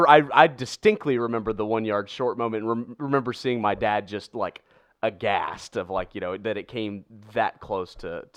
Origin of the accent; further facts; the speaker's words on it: St. Louis, Missouri, United States; when I can go back to my hometown and report. Yeah. And, you know, and the same thing that I really have admired so much about St. Louis is there is such an ownership and pride of St. Louis.